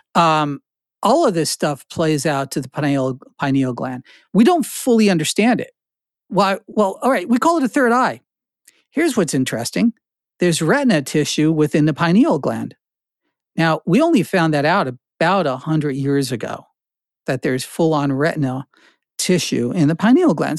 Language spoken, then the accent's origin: English; New Jersey, United States; also born or lived in Newark, New Jersey / Carteret, New Jersey / Flemington, New Jersey / Princeton, New Jersey; I was born in Newark, I, I, I, uh, had my young life in Carteret, the armpit of New Jersey, and then I wound up in Flemington.